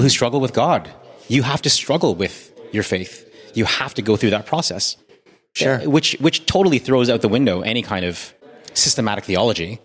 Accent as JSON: {"language": "English", "country": "Canada", "said": "as a Canadian"}